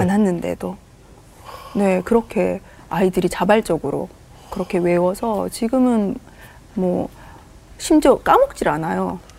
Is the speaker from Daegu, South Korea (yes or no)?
no; Busan, South Korea; now in Gapyeong, South Korea; 제가 부산 사람이라